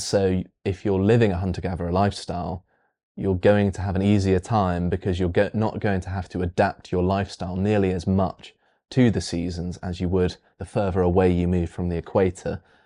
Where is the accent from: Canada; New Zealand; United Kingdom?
United Kingdom; weird British person that actually likes the heat